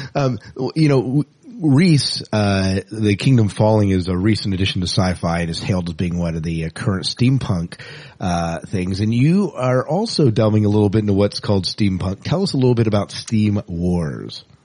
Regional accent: Lancaster County, Pennsylvania, United States; I'm actually from Lancaster County, Pennsylvania

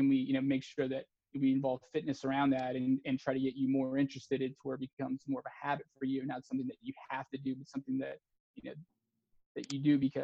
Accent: Texas, United States; I grew up in Texas

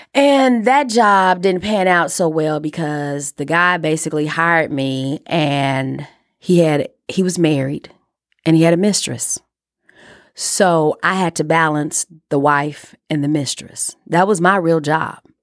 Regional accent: Chicago, Illinois, United States; I am a kid from Chicago. who went to Catholic school, private school all her life.

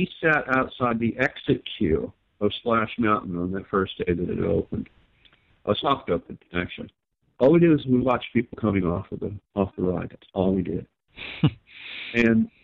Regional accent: Long Beach, California, United States; I grew up in Long Beach area

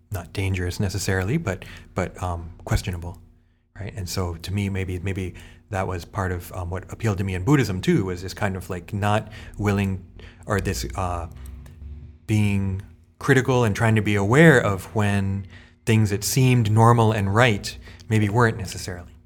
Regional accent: United States; as an American

